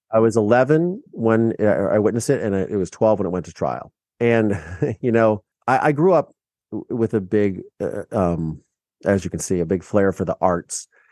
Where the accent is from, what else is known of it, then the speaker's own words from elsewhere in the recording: Mansfield, Ohio, United States; moved away; my small town in Mansfield, Ohio